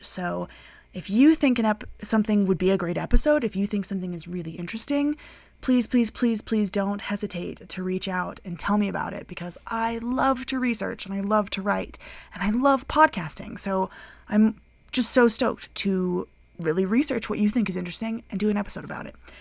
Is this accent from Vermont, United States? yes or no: no; Colorado, United States; moved away as an adult; now in United Kingdom; I am from the United States. I grew up in Colorado. I currently live in the United Kingdom with my partner.